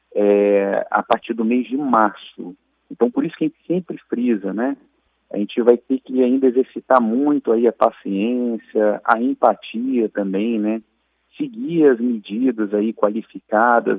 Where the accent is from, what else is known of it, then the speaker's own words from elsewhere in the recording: Brazil; enquanto brasileiros